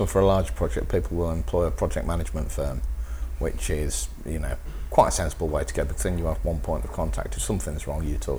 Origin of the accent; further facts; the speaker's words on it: Birmingham, West Midlands, United Kingdom; I'm from Birmingham.